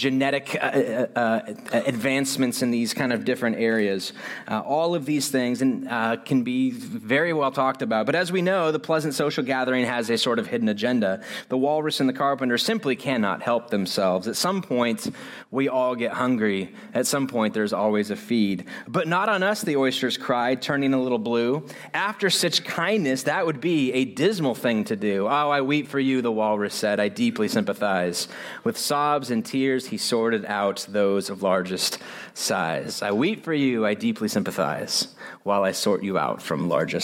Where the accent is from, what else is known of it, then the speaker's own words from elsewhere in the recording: United States; I'm so American